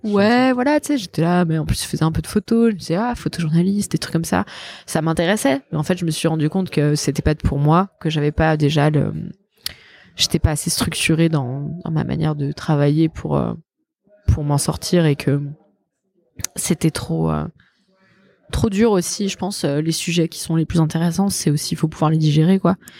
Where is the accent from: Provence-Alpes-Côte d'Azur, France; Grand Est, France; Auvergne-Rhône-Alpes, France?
Auvergne-Rhône-Alpes, France; Savoy; moi je suis savoyarde